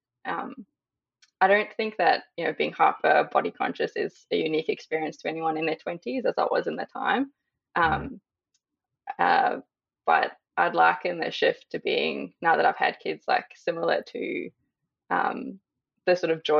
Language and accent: English; South Africa; now in Australia; I am currently living in Australia, but born and raised in South Africa.